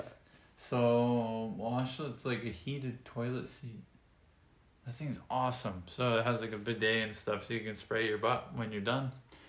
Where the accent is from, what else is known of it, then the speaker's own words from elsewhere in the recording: United States; now in Japan; in the United States, where I was